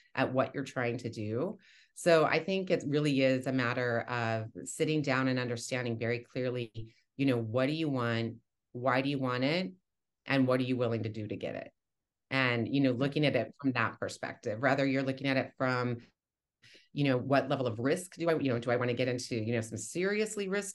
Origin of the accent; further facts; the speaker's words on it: Texas, United States; moved away as an adult; now in Boston, United States; I was 40 or 41 at the time when I moved here, and I'm from Texas originally